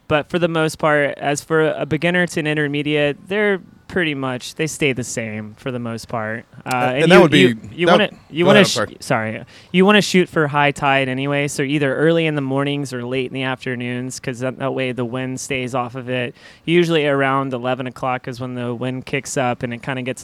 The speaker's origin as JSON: {"language": "English", "town": "Panama City Beach", "region": "Florida", "country": "United States", "said": "I'm originally from Panama City Beach"}